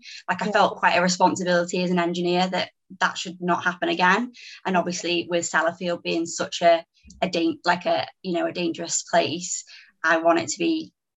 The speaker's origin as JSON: {"language": "English", "area": "the Wirral, near Liverpool", "region": "North West England", "country": "United Kingdom", "also_born_or_lived": "Edinburgh", "moved": "as an adult", "lives_now": "West Cumbria, United Kingdom", "said": "I studied chemical engineering at Edinburgh University. I'm actually from the Wirral, so near Liverpool, so it was a bit of a big move for me. And then another move to West Cumbria."}